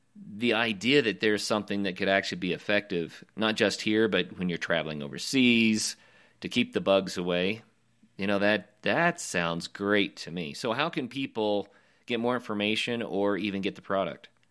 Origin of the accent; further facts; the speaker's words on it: Oklahoma, United States; moved away; also born or lived in Colorado; growing up in Oklahoma and then adventuring all over the West and in Colorado especially